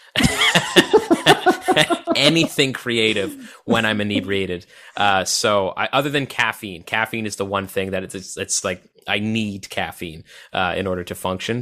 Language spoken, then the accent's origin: English; Odessa, Ontario, Canada; it was Odessa, Ontario, with a population of eight hundred people